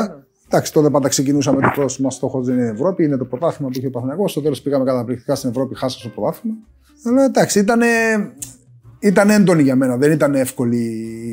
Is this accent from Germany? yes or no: no; Cyprus; moved away as an adult; also born or lived in Greece; έφυγα από την Κύπρο τώρα στο τεχνικό και πήγα στο Ηρακλή